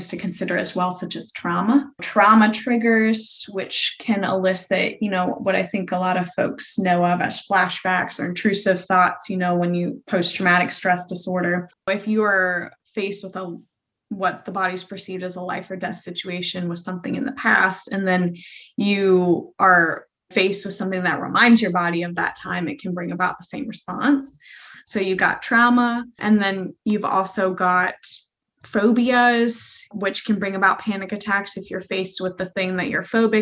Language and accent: English; Florida, United States; I grew up in Florida